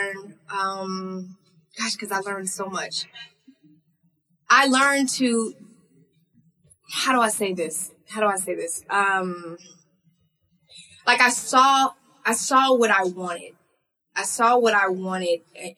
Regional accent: Texas, United States; my home state

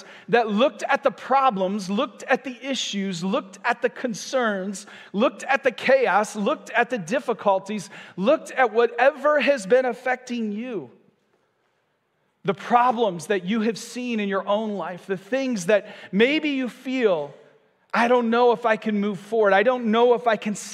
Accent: Michigan, United States; moved away as an adult; now in Vero Beach, United States; I'm from Michigan, and so we were part of a church there for about 14 years

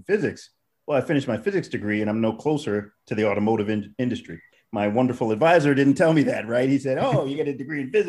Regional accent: New York City, New York, United States; moved away as an adult; also born or lived in Germany; I'm originally from New York City

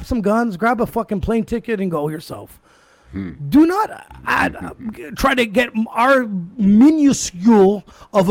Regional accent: Canada; being a Canadian-born citizen

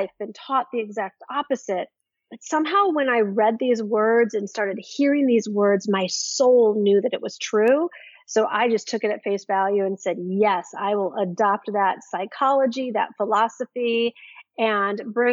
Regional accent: Midwest of the United States, United States; growing up in the Midwest of the United States

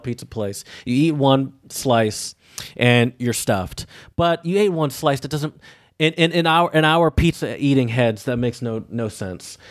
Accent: Midwest, United States; a Midwesterner with, with family in Louisiana

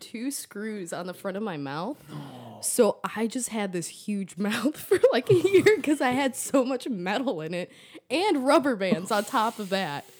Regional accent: McHenry, Illinois, United States; I grew up in McHenry

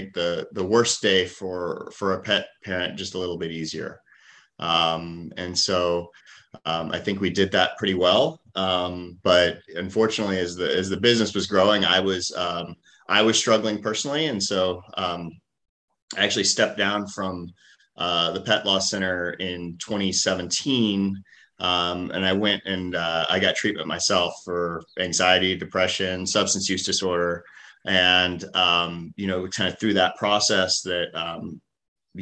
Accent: Jacksonville, Florida, United States; moved away as an adult; also born or lived in West Point, New York / Stanford, California; So I grew up here in Jacksonville, Jacksonville native.

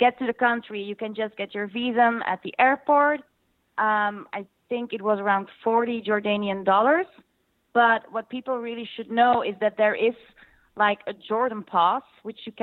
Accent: Belgium; I'm from Belgium

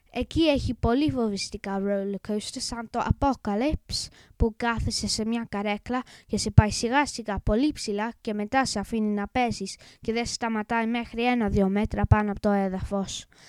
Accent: England, United Kingdom; Greek is a second language; είμαι έντεκα και είμαι Άγγλος

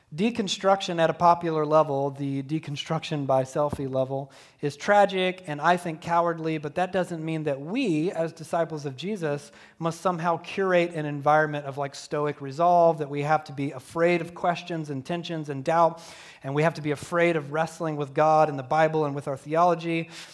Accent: Deep South, United States; growing up in the Deep South, in a Southern Baptist church

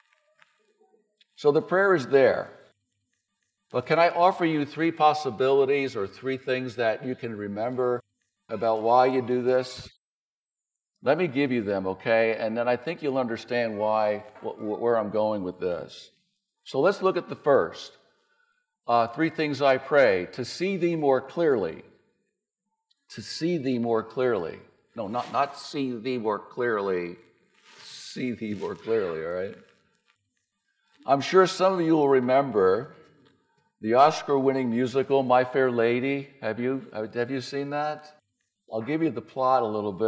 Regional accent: New Jersey, United States; I'm from New Jersey, from near New York

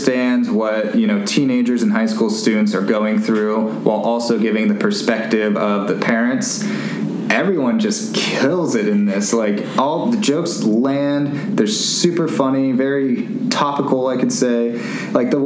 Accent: the Bay Area, California, United States; moved away; I'm originally from the Bay. I didn't live in Oakland or anything

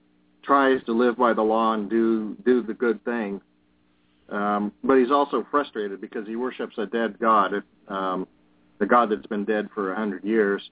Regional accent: Colorado, United States; now in Wisconsin, United States; I grew up in Colorado in the mountains, mm-hmm. in a small town

